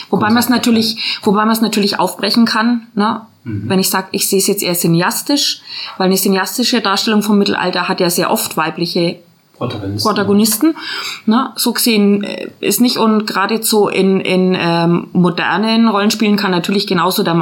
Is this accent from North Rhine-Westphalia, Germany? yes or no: no; Nuremberg, Bavaria, Germany; moved away; also born or lived in Swabia; Ich komme nämlich aus Nürnberg